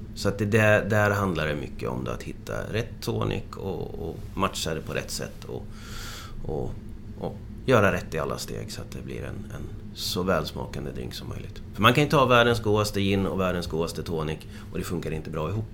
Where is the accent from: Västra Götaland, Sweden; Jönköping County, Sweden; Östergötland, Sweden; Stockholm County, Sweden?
Östergötland, Sweden; Motala; moved away; also born or lived in Frederikshavn, Denmark; jag kommer från Motala ursprungligen